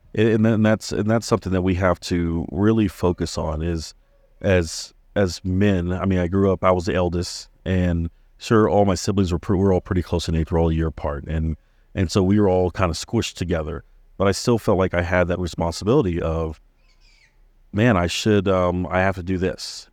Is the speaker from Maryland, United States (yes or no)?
yes; Maryland, United States; moved away; having friends growing up in Maryland and even here